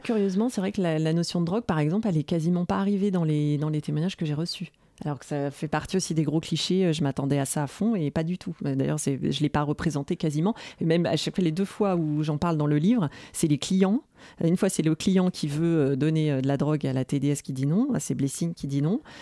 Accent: Nantes, Pays de la Loire, France; je suis nantaise

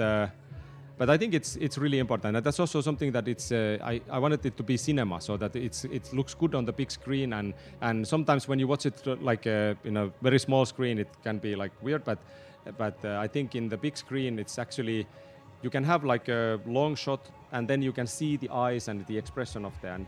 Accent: Tornio, Lapland, Finland; I was born in Tornio. It's a small town in the south of Lapland

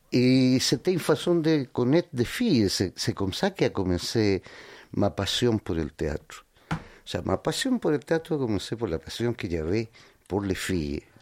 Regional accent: Santiago, Santiago Metropolitan, Chile; born there; Oui, mais j'appartiens à des Andiens qui sont un peu plus au sud de Santiago, tu vois, à 250 km au sud de la capitale.

